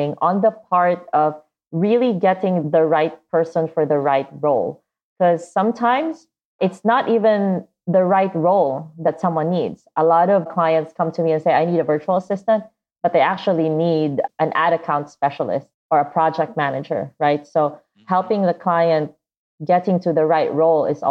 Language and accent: English; Davao, Davao Region, Philippines; I grew up in the Philippines in this city called Davao